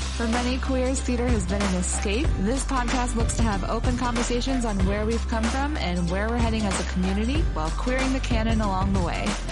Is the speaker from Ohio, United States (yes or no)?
yes; Mansfield, Ohio, United States; moved away; this is my hometown's uh, gay bar that definitely did not exist when I was growing up here